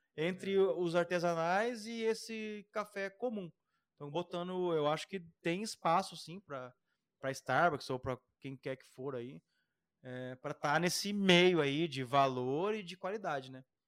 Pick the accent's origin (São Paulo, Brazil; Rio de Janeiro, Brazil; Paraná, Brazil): Paraná, Brazil; Curitiba; A gente é caipira aqui